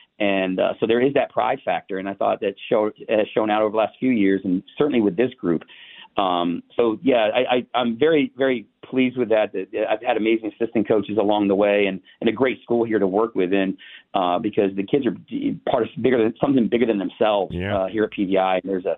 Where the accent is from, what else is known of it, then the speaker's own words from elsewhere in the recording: Ohio, United States; moved away as an adult; I came from Ohio in 1993 and became an assistant at Eleanor Roosevelt.